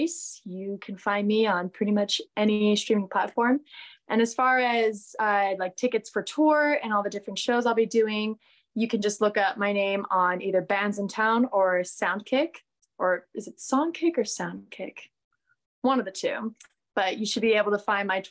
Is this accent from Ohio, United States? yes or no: no; Boise, Idaho, United States; growing up in Idaho